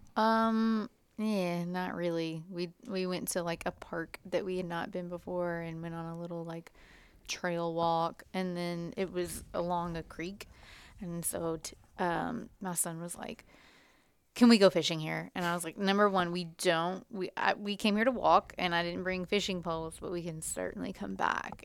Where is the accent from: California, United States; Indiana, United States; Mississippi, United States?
Indiana, United States; we are from Indiana